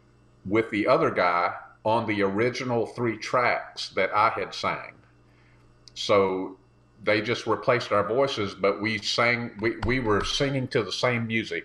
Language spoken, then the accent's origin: English; South Carolina, United States; moved away as an adult; now in Nashville, United States; I was here for 6 months prior to Linda moving here. I'm from South Carolina originally.